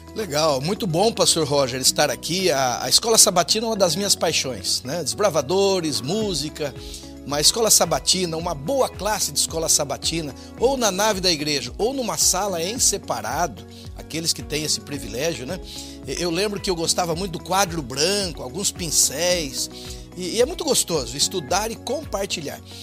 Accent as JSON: {"language": "Portuguese", "region": "northern Paraná", "country": "Brazil", "tie": "born or raised there", "said": "Eu, eu nasci no norte do Paraná, uma região essencialmente agrícola"}